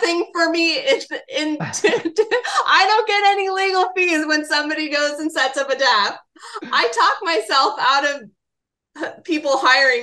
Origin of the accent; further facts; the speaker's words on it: Los Angeles, California, United States; growing up in Los Angeles